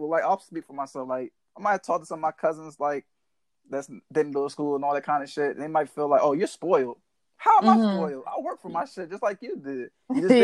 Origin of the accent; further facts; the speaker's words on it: Waldorf, Maryland, United States; I am from Southern Maryland. I'm from Waldorf, Maryland, actually